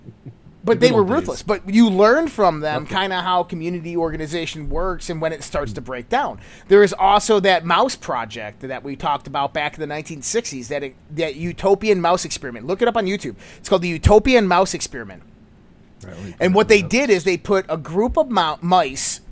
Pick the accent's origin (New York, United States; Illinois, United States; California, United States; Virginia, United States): New York, United States; Western; I'm from Western New York.